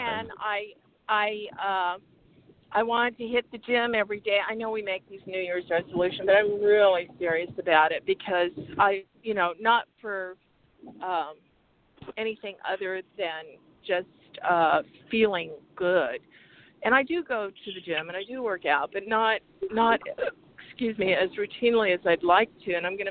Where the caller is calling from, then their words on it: Arizona, United States; calling from Arizona.